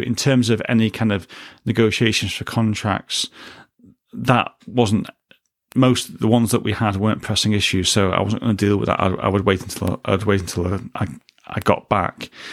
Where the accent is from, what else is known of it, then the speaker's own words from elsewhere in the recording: United Kingdom; a British citizen